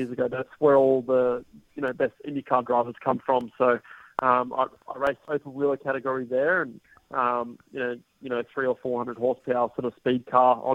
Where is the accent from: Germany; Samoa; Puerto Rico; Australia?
Australia; being Australian